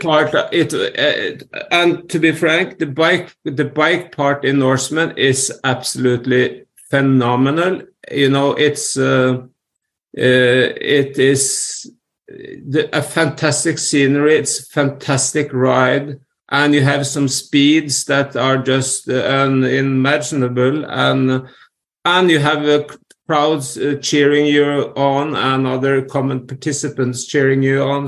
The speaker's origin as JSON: {"language": "English", "country": "Norway", "tie": "born or raised there", "said": "growing up in Norway"}